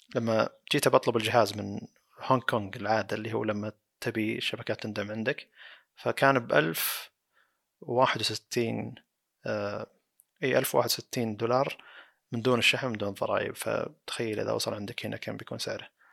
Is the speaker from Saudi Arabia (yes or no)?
yes; Saudi Arabia; عندنا بالسعودية